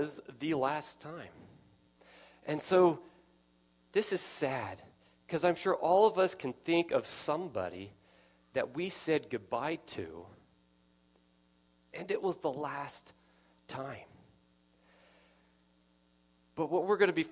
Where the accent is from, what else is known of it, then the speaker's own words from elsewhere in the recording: Nevada, United States; I grew up in Nevada.